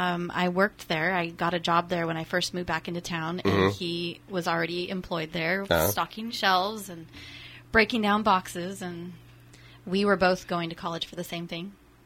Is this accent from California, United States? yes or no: yes; Santa Rosa, California, United States; I was born and raised mostly in Santa Rosa.